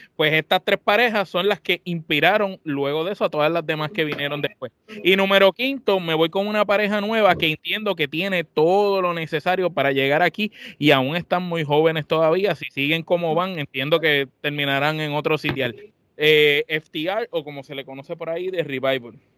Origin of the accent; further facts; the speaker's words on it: Puerto Rico; nosotros que somos de Puerto Rico